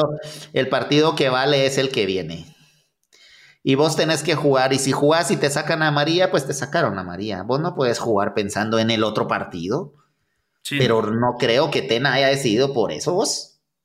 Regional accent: Guatemala; como buenos chapines

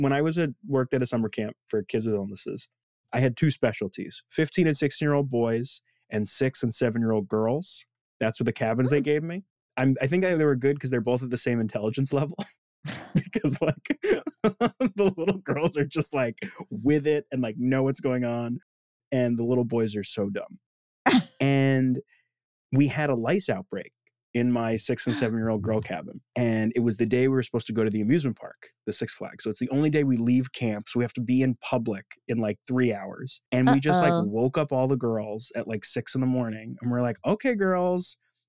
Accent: Palm Beach, Florida, United States; moved away; I was born in Palm Beach.

